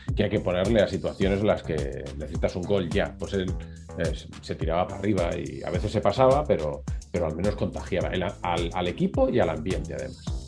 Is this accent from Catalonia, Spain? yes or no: yes; Sant Boi de Llobregat, Catalonia, Spain; yo soy de Samboy, que es un pueblo que hay al lado de Barcelona